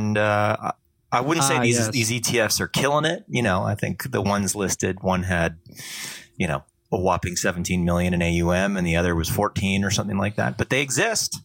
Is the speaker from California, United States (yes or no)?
yes; California, United States; also born or lived in Canada; I grew up in California